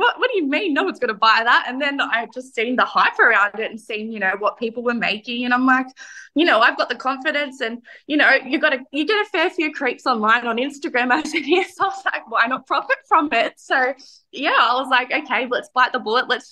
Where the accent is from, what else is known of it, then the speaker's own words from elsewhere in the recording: New South Wales, Australia; I grew up in New South Wales